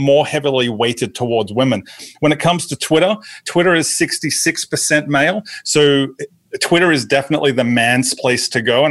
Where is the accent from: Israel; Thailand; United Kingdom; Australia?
Australia; moved away as an adult; also born or lived in New Jersey; now in Atlanta, United States; I was born in Australia. In Australia, I was a TV sports reporter for our version of ESPN Sports Center before I decided to go into full-time ministry